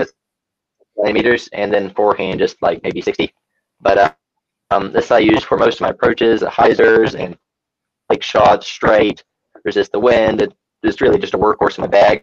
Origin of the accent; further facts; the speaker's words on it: Christchurch, Canterbury, New Zealand; I was born in Christchurch, New Zealand.